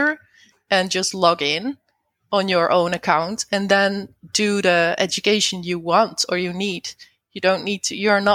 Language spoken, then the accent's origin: English; Netherlands; I'm not from the USA, by the way. I'm from the Netherlands.